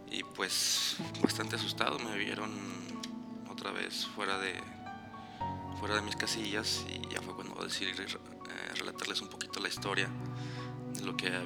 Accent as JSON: {"language": "Spanish", "town": "Guadalajara", "region": "Jalisco", "country": "Mexico", "said": "yo no viví toda mi vida aquí, llegué de Guadalajara."}